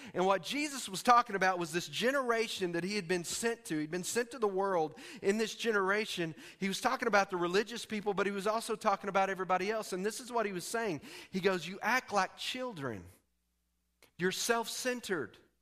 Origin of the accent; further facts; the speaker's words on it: Texas, United States; I'm from Texas